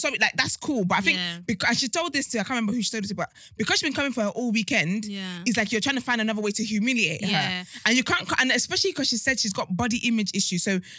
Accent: United Kingdom; It's gala as a British person

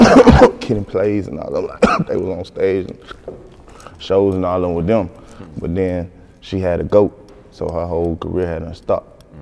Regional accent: Decatur, Georgia, United States; Flesh Old, Candler, all up through that way, through the Glenwoods, to the Columbia's, all McAfee's, all through that way.

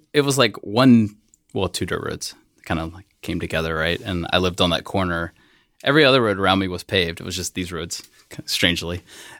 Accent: West Columbia, South Carolina, United States; born or raised there

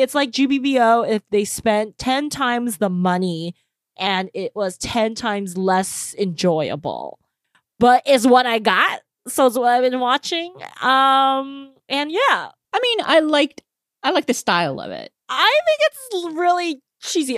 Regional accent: United States; speaking as American

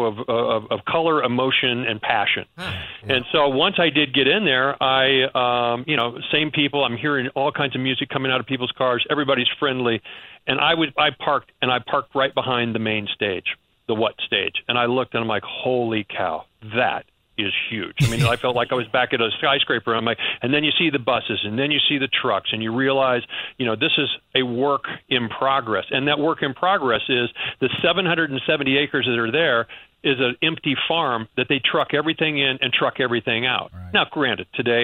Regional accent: Missouri, United States; now in New York, United States; I'm from the Midwest. I'm from Missouri.

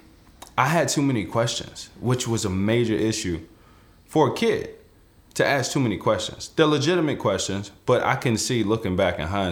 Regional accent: Forest, Virginia, United States; I grew up in Forest, Virginia

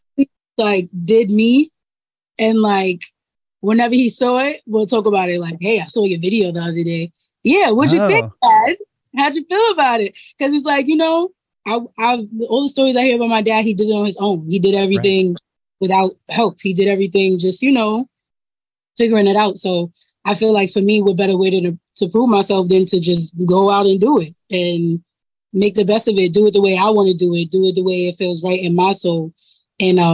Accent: New York City, New York, United States; I'm growing up in Harlem. I go to school. I go to public

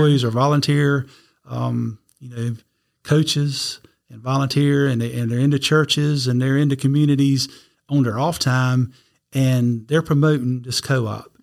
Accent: Red Springs, North Carolina, United States; I was born in Red Springs, North Carolina, little town just south of Fayetteville

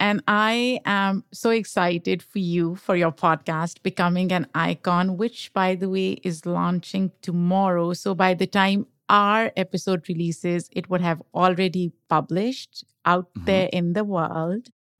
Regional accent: Pakistan; now in United States; By the way, I grew up in Pakistan. So when I initially moved to the US, I did not like the sun.

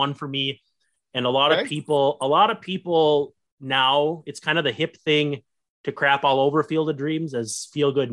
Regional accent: Roseau, Minnesota, United States; if you ever hear of Roseau hockey, that's my hometown

